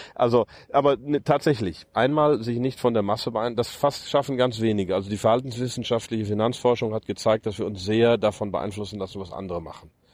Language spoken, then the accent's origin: German; Germany; moved away as an adult; also born or lived in United States; das Land, in dem ich aufgewachsen bin, ähm, am Herzen liegt und, und, und mein Heimatland